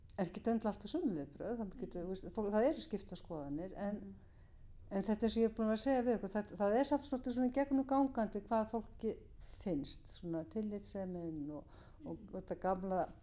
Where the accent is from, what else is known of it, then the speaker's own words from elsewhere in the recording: Reykjavík, Capital Region, Iceland; Ég er uppalinn í Vesturbænum í göngufæri frá miðborginni